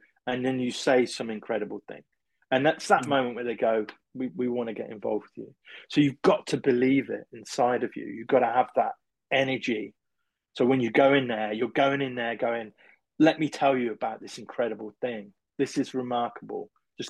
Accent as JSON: {"language": "English", "region": "England", "country": "United Kingdom", "said": "being English"}